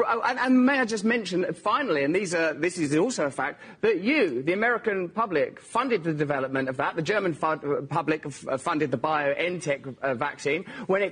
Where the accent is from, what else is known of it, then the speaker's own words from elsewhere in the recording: England, United Kingdom; I'm English